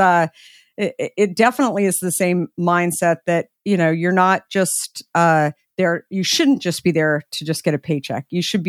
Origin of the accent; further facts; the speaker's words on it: Scottsdale, Arizona, United States; In Scottsdale.